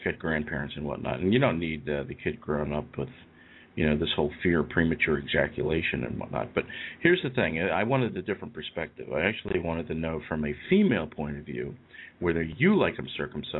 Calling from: Eastern United States, United States; I'm calling you from the eastern part of the United States.

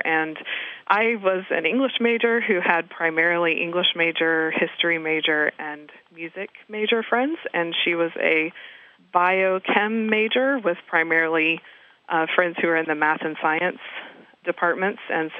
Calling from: Fort Myers, Florida, United States; I'm calling from Fort Myers, Florida.

